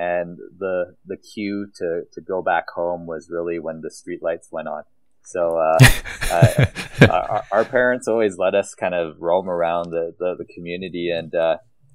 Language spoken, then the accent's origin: English; Calgary, Alberta, Canada; I grew up in the community of Castle Ridge, which is located in Northeast Calgary